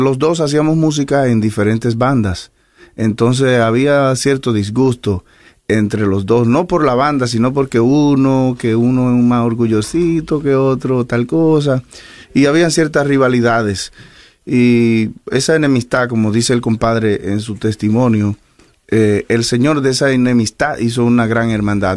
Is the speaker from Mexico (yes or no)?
no; Cotuí, Sánchez Ramírez, Dominican Republic; moved away; somos de la República Dominicana